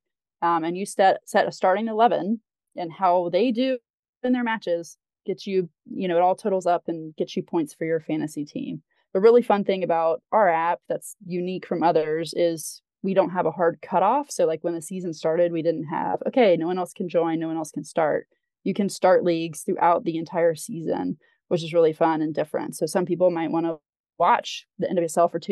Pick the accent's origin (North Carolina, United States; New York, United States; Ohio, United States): North Carolina, United States; I grew up in North Carolina